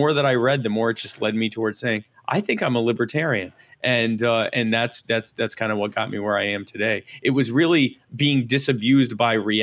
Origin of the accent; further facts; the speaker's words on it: Myrtle Beach, South Carolina, United States; also born or lived in Baltimore, Maryland; living in Myrtle Beach as a child.